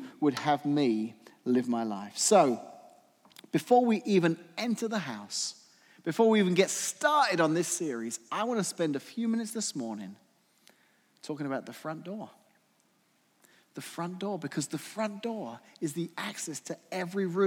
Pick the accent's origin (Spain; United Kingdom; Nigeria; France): United Kingdom; England; moved away; growing up in England